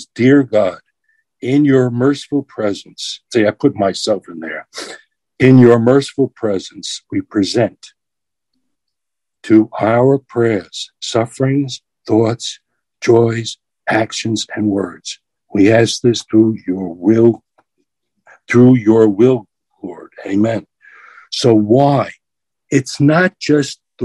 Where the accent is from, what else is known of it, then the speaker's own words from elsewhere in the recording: New York City, New York, United States; I'm a New Yorker